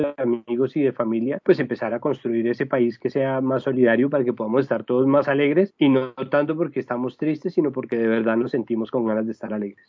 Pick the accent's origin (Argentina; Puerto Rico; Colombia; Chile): Colombia; nosotros somos colombianos